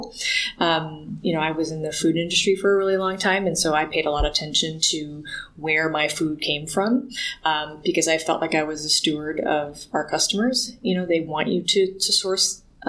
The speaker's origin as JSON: {"language": "English", "town": "Ann Arbor", "region": "Michigan", "country": "United States", "tie": "born or raised there", "said": "Growing up in Ann Arbor, Michigan"}